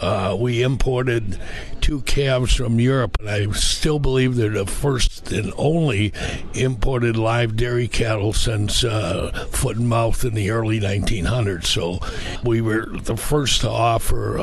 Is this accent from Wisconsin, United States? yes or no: yes; southern Wisconsin, United States; I grew up about an hour east of here in southern Wisconsin